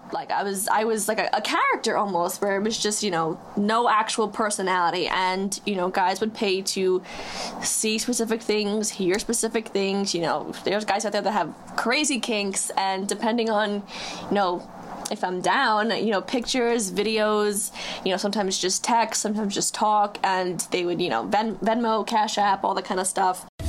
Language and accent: English; Huntington, New York, United States; I'm 23 years old from Huntington. I live on Long Island